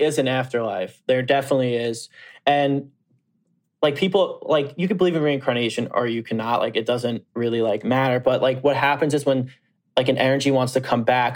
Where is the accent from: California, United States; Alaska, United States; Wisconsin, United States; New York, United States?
New York, United States; Long Island; I grew up on Long Island